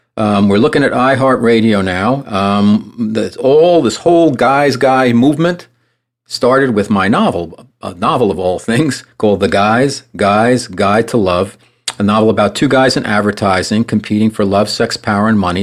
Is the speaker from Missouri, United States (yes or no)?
no; New York, United States; I'm a New Yorker also